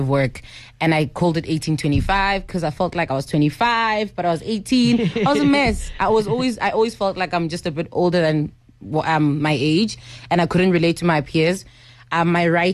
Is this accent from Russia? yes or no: no; Johannesburg, Gauteng, South Africa; I'm born and bred in Alexandria Township. Still live there for now.